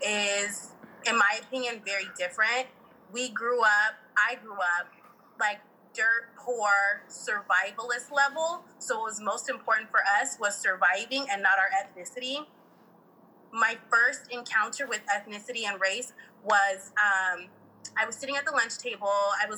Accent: Bay Area, California, United States; moved away as an adult; now in Sacramento, United States; I'm from the Bay Area. And there are so many black and brown people in the Bay Area, but Sacramento is white as hell. And that's when I realized like, damn, like I'm black, like I'm hella black.

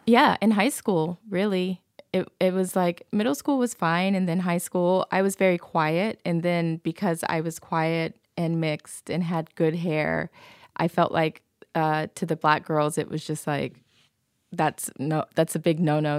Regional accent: Georgia, United States; moved away; also born or lived in Okinawa, Japan; there weren't very many half Asian, half black girls growing up in Georgia

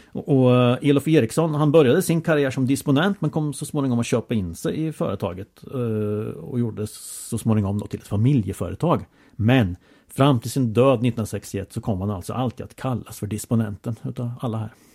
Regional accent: Åtvidaberg, Östergötland, Sweden; Jag är i Åtvidabergssammanhang söderkis, uppvuxen på Valkargatan, en krosspassning från Hocklasjön

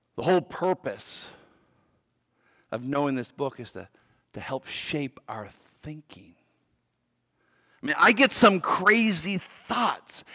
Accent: Canada; moved away as an adult; also born or lived in Virginia / Maryland; I grew up in Canada and I played hockey

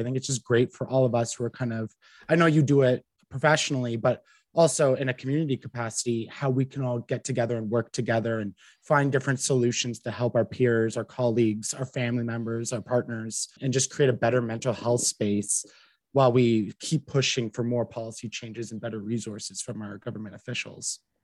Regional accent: Ottawa, Ontario, Canada; I'm from Ottawa. I grew up in a small town just a, a little bit out, um, 20 minutes outside of Ottawa. So I've basically been here my entire life

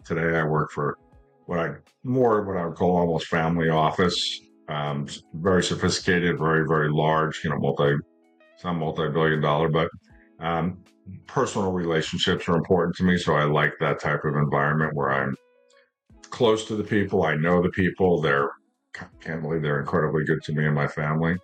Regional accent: New York, United States; moved away as an adult; also born or lived in Las Vegas, Nevada; as a kid growing up in New York

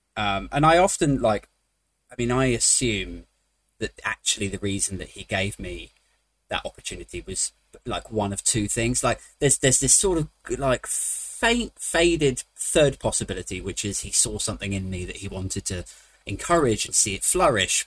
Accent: United Kingdom; I am British

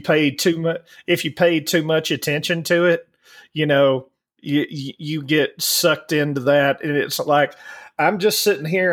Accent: Alabama, United States; growing up in Alabama

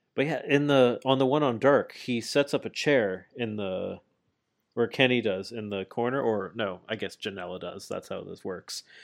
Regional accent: Canada; I'm Canadian

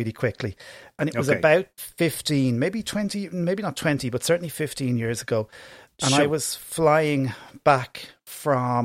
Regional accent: Ireland; accent: Irish; my Irish accent

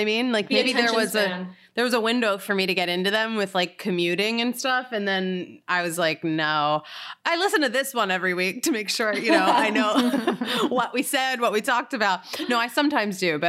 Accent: Philadelphia, Pennsylvania, United States; moved away as an adult; now in New York City, United States; I'm from Philadelphia

